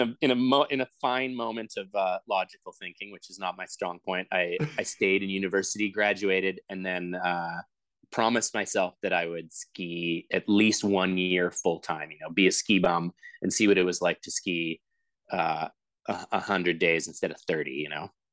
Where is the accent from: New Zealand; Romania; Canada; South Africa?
Canada; Vancouver, British Columbia; i grew up in vancouver so two hours south of whistler